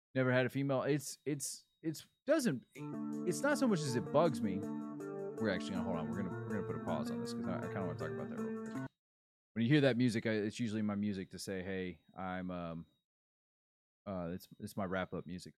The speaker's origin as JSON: {"language": "English", "region": "Florida", "country": "United States", "said": "I'm from Florida"}